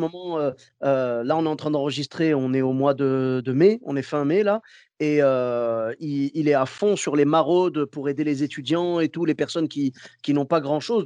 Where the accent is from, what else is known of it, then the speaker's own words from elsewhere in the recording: Clermont-Ferrand, Auvergne-Rhône-Alpes, France; now in Bordeaux, France; je suis de Clermont-Ferrand à la base